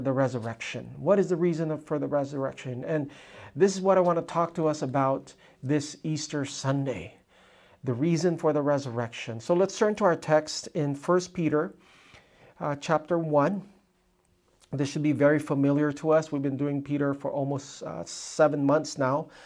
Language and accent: English; Philippines; I am Filipino, I am like the most shamed Filipino